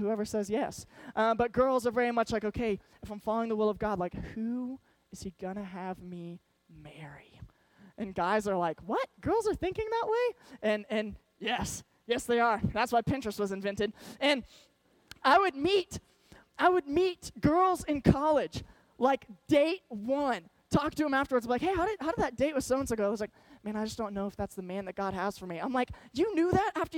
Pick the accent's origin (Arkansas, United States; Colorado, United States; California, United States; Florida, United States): Arkansas, United States; moved away; My whole family was from Arkansas. I grew up in Arkansas